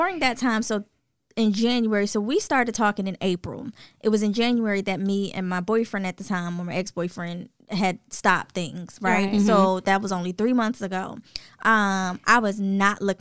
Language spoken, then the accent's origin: English; New Jersey, United States; moved away as an adult; also born or lived in South Carolina; I'm born and raised in New Jersey